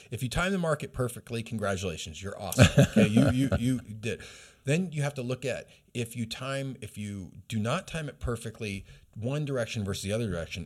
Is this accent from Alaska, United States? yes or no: yes; Alaska, United States; now in Redding, United States; I was raised in Alaska